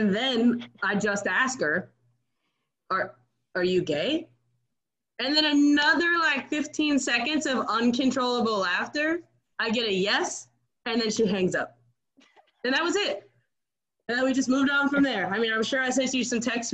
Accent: Arizona, United States; moved away as an adult; also born or lived in Iowa; I'm from Arizona

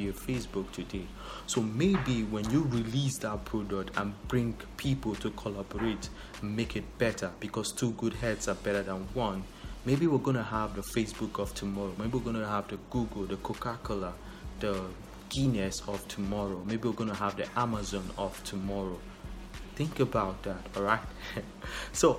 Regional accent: Nigeria; I'm a Nigerian

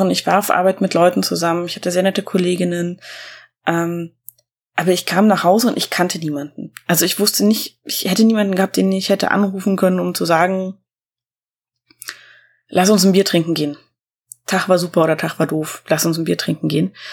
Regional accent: East Germany, Germany; das war mir sofort sympathisch, weil ich komme ja auch aus dem Osten, ne?

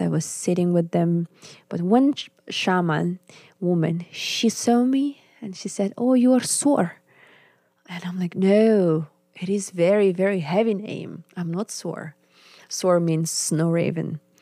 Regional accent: Yakutsk, Sakha Republic, Russia; English is a second language; moved away as an adult; also born or lived in Finland / Warsaw; in my homeland, in the capital, in Yakutsk

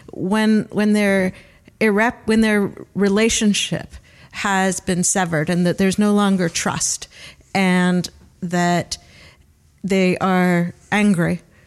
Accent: Cleveland, Ohio, United States; accent: Great Lakes region; moved away as an adult; now in New Zealand; I'm from Cleveland, Ohio

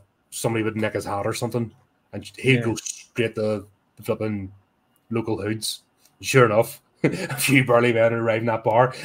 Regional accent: Belfast, Northern Ireland, United Kingdom; I'm from East Belfast, so that's my whole stomping ground.

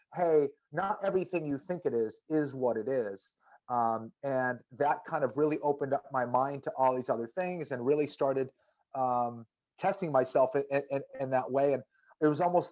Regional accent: Boston, Massachusetts, United States; a Catholic kid growing up in Boston

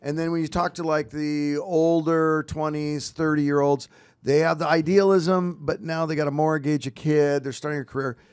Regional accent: Walla Walla, Washington, United States; now in Roseville, United States; I was born in Walla Walla, Washington

